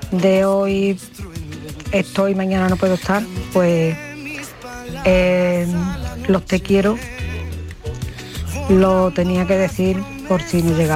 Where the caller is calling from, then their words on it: Granada, Andalusia, Spain; Hola, buenas tardes, soy … de Granada.